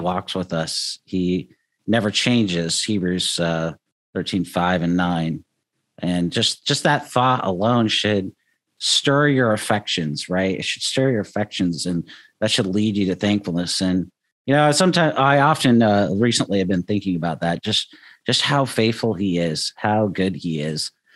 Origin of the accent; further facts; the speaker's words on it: United States; as American Christians